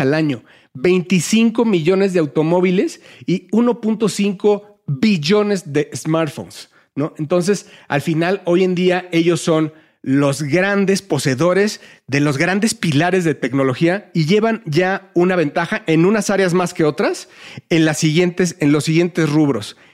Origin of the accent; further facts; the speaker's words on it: Mexico; somos mexicanos